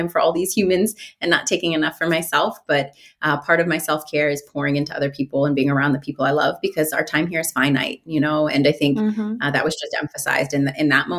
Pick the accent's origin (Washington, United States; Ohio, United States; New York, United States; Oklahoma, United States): Ohio, United States; Mansfield; now in Columbus, United States; I grew up in Mansfield, Ohio, which is a smaller town in Ohio.